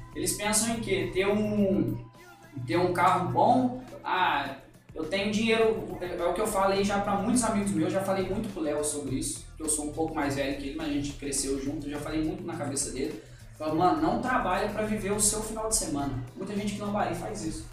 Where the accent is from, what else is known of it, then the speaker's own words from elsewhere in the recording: Minas Gerais, Brazil; also born or lived in São Paulo; sou de Minas